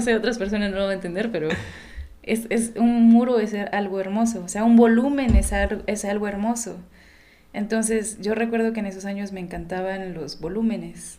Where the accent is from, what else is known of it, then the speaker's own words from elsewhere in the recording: Oaxaca, Mexico; nací y crecí aquí, aunque de repente mis documentos dicen otra cosa